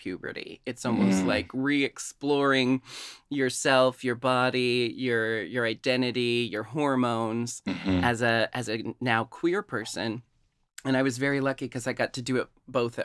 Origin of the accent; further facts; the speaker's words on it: Portland, Oregon, United States; growing up in Portland